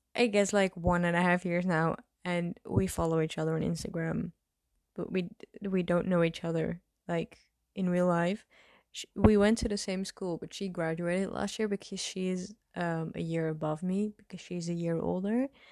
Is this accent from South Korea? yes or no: no; Netherlands; English is a second language; I'm from the Netherlands